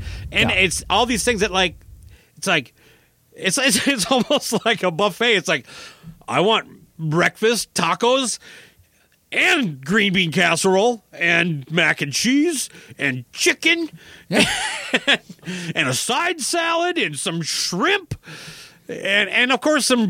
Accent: United States; as an American

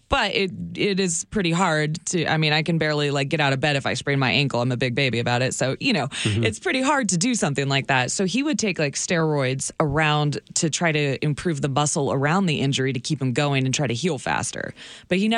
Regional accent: Hillsboro, Oregon, United States; I grew up in Hillsboro, Oregon, outside of Portland, Oregon.

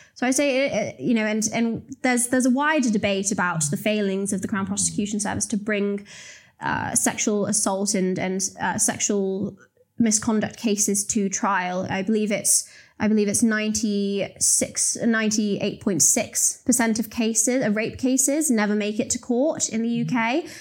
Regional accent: Telford, West Midlands, United Kingdom; I grew up in Telford in the West Midlands

